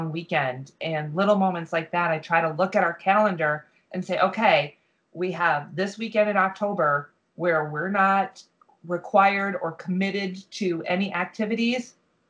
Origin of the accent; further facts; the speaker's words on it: Michigan, United States; now in Florida, United States; we travel every year to Michigan because that's where my family is